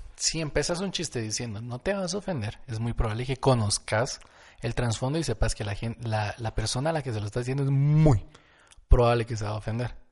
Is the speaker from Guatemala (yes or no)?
yes; Guatemala; somos de Guatemala